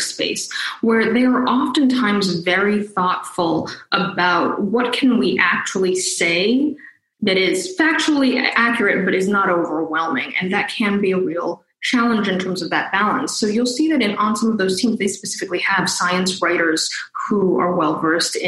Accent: New Jersey, United States; I grew up in New Jersey

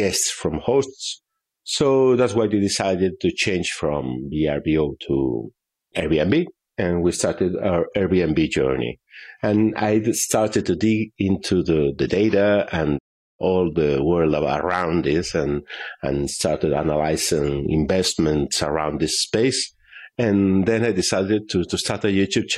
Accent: northwestern Spain, Spain; I'm from northwestern Spain.

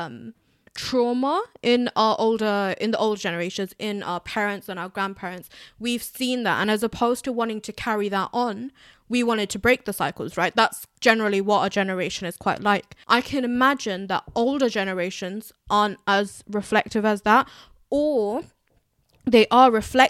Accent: United Kingdom; I'm a British Bangladeshi

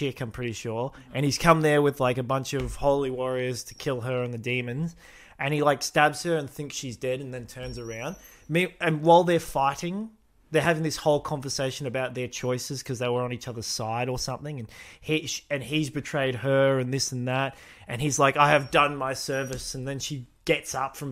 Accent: Australia; we would be podcasters who are Australian

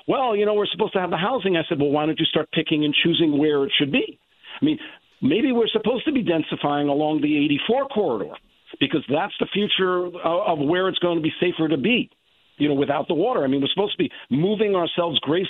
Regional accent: New York City, New York, United States; now in Westport, United States; I'm originally from the Bronx

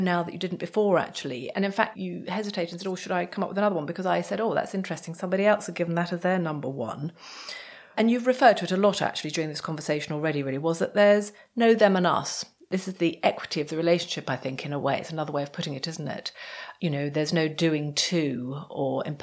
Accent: United Kingdom; we're British

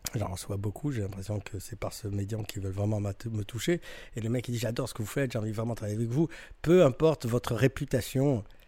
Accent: France; on est français, nous, on est français

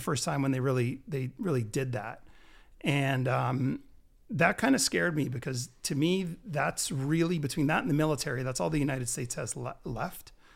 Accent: Canada; I'm, I'm the only one in my family born here, but all my brothers and sisters are born down there.

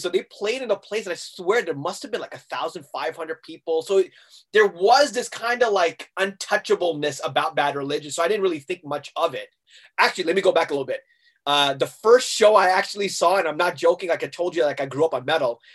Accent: Hong Kong; also born or lived in Massachusetts, United States; the place that I grew up in in Hong Kong called Tim Dato. I'm like, that is home

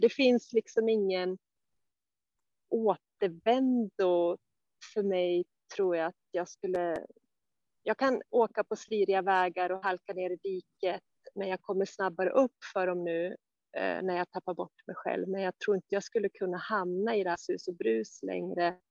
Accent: Sandviken, Gävleborg County, Sweden; moved away as an adult; also born or lived in Stockholm; längta hemåt Sandviken

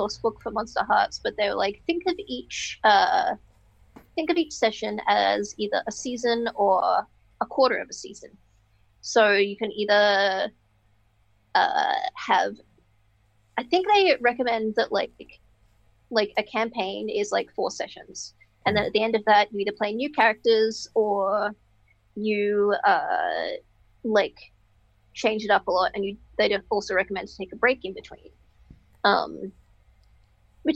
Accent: Queensland, Australia; I'm from Queensland

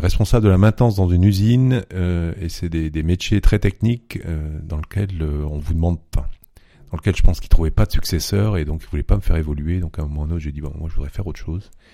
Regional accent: Vieux-Berquin, Hauts-de-France, France; accent: Ch'timi; moved away as an adult; also born or lived in Lille, France; now in Munich, Germany; Ch'timi. Donc, euh, je suis né dans le nord de la France, dans un petit village qui s'appelle Vieux-Berquin, près d'Asbrook

